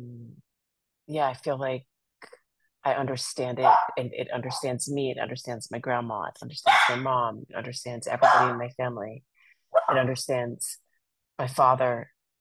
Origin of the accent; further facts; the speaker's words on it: Iran; now in United States; I was born in Iran